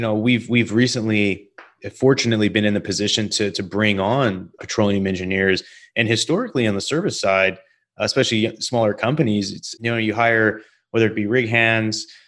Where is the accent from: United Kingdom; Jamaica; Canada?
Canada; moved away as an adult; also born or lived in Denver, United States; now in United States; me growing up in Canada